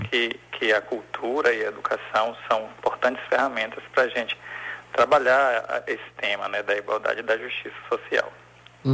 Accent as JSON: {"language": "Portuguese", "town": "Salvador", "region": "Bahia", "country": "Brazil", "tie": "born or raised there", "also_born_or_lived": "Feira de Santana", "said": "Sou nascido em Feira de Santana e vim para Salvador ainda bem novinho"}